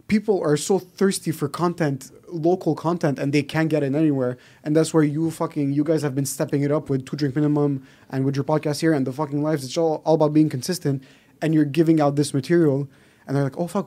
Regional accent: Park Extension, Quebec, Canada; I'm from Park X, bro.

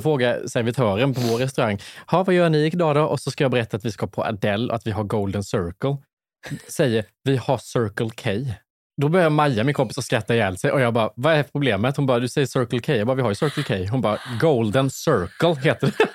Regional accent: Värnamo, Jönköping County, Sweden; accent: Värnamo dialect; now in Stockholm, Sweden; mina hemtrakter i Småland

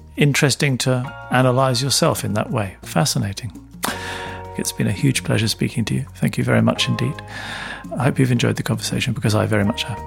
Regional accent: London, United Kingdom; I grew up in London

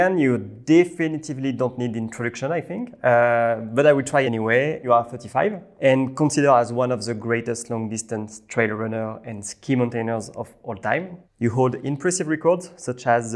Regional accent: Normandy, France; English is a second language; moved away as an adult; also born or lived in Paris; now in Lausanne, Switzerland; I'm from the seaside. I was born in Normandy.

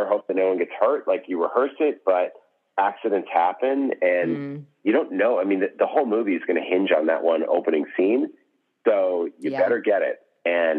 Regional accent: Newton, Massachusetts, United States; I grew up in Newton, Massachusetts

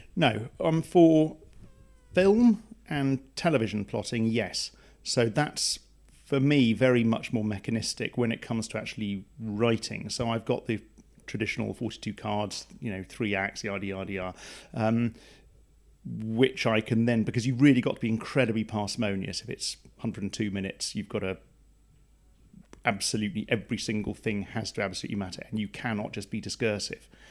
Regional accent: Plymouth, South West England, United Kingdom; I was raised in Plymouth

